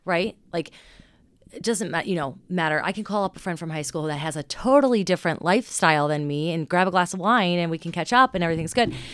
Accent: Cincinnati, Ohio, United States; Cincinnati. I mean, we're just a very conservative town

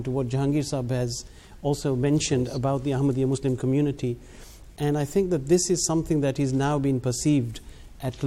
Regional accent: Gillingham, South East England, United Kingdom; I am from Gillingham and we had the mosque opening there

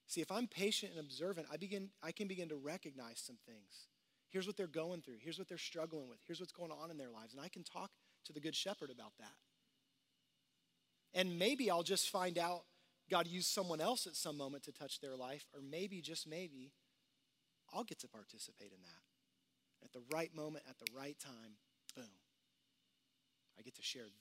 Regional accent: Houston, Texas, United States; I grew up in Texas, in Houston

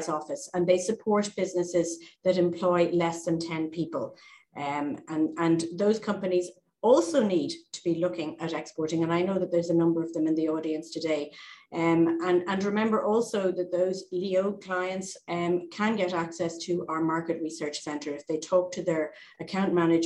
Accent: Ireland; as Irish people

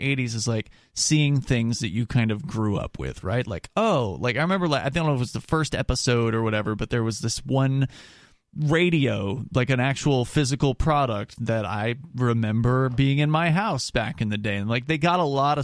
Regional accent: Florida, United States; I remember growing up in Florida, it's not where I grew up in Florida wasn't the real South

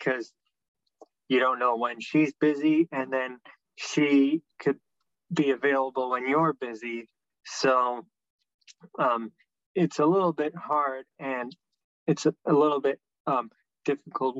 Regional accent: Toronto, Ontario, Canada; I'm from Toronto and still live in Toronto

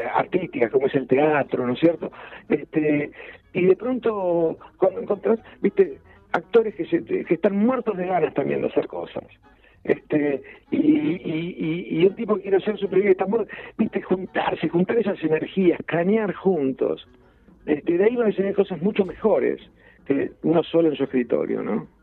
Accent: Ayacucho, Buenos Aires Province, Argentina; yo nací en un pueblo, en Ayacucho, en la provincia de Buenos Aires

